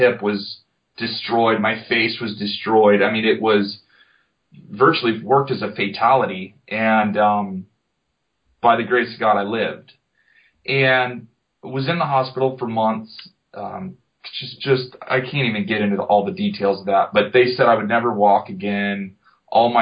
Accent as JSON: {"language": "English", "town": "Jupiter", "region": "Florida", "country": "United States", "tie": "born or raised there", "said": "Jupiter, Florida, off of Loxahatchee River Road"}